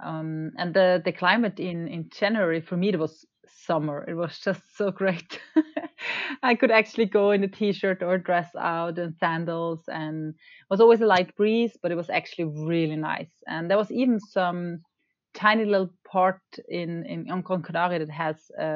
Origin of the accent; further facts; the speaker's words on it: Austria; now in Norway; I grew up in Austria